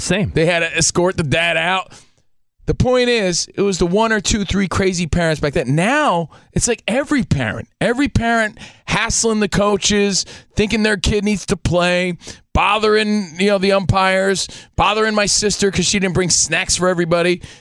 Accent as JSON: {"language": "English", "town": "Union", "region": "New Jersey", "country": "United States", "tie": "born or raised there", "said": "just a kid, little kid from Union, New Jersey"}